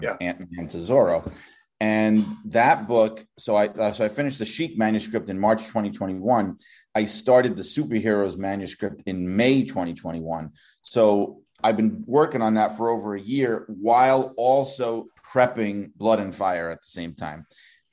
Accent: New York City, New York, United States; I grew up in Brooklyn, New York

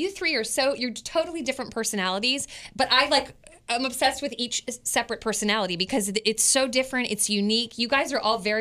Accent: Westminster, Maryland, United States; I was born in Westminster

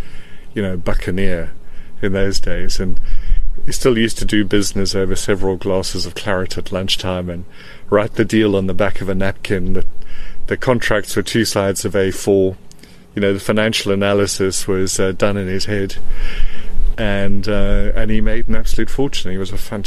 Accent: East London, Eastern Cape, South Africa; moved away as an adult; also born or lived in Boksburg, South Africa; now in United Kingdom; I grew up in East London, of course. Yeah, and we moved there at the age of eight.

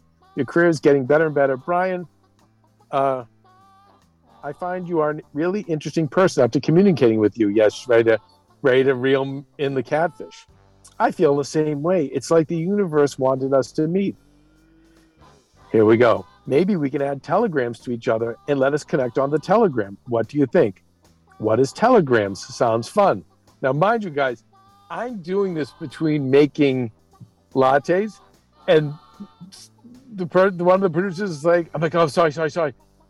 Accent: Vancouver, British Columbia, Canada; I'm from Vancouver.

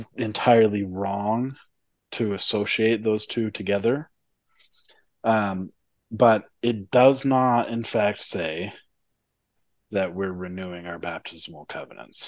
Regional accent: Utah, United States; growing up in Utah

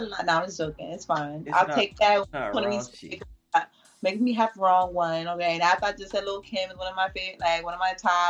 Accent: New York City, New York, United States; since I'm from Brooklyn

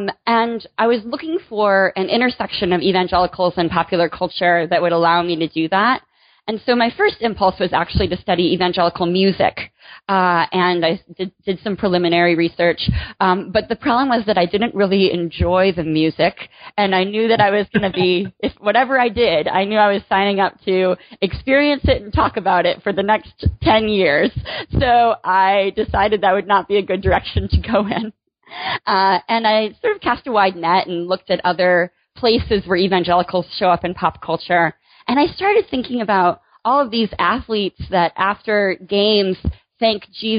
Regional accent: Michigan, United States; Sure. I grew up in Michigan. I have a big family.

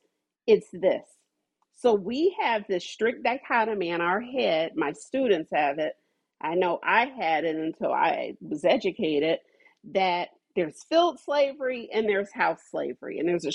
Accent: Ohio, United States; because, you know, I'm from Ohio

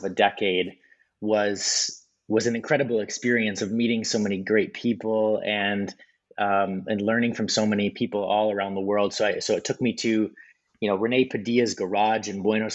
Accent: Wisconsin, United States; I grew up in Wisconsin in the Midwest

